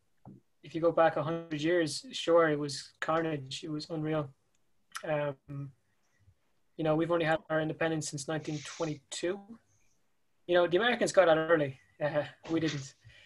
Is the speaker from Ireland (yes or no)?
yes; Ireland